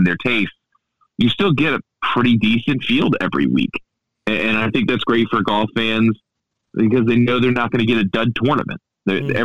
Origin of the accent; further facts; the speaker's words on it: Baltimore, Maryland, United States; accent: Baltimorean; also born or lived in DC area; now in Washington, D.C., United States; I grew up in the Baltimore area. I live in the DC area